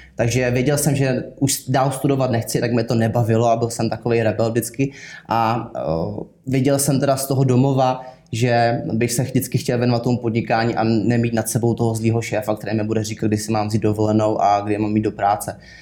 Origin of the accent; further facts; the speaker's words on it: Kaplice, South Bohemian Region, Czechia; pocházím z Kaplice, což je malá vesnice, kousíček za Českým Krumlovem směrem k rakouským hranicím